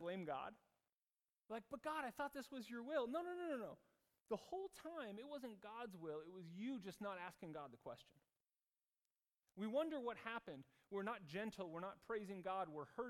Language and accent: English; United States; moved away as an adult; now in Zurich, Switzerland; myself as an American